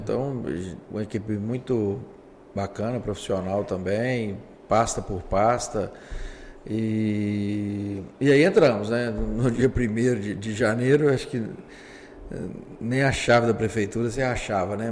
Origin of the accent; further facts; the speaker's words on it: Governador Valadares, Minas Gerais, Brazil; sou nascido em Valadares, aliás, o primeiro prefeito nascido em Valadares.